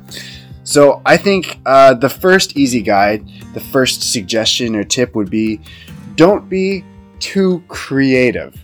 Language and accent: English; United States; moved away as an adult; now in China; I'm from the United States, but uh, because I'm I'm living and working in China